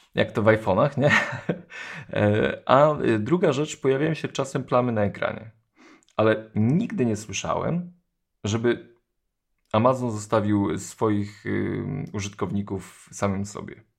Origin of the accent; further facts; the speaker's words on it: Poland; jestem z Polski